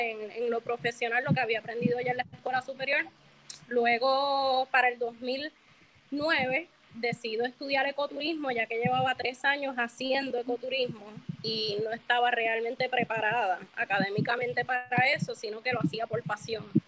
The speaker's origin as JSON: {"language": "Spanish", "country": "Puerto Rico", "tie": "born or raised there", "also_born_or_lived": "United States", "said": "nací en Estados Unidos, llegué a Puerto Rico con nueve años, eh, desde entonces vivo o viví la mayoría de mi adolescencia en la barriada de Israel"}